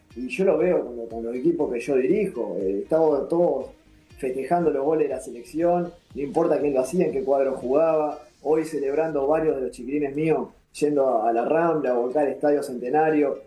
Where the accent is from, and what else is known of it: Uruguay; also born or lived in Italy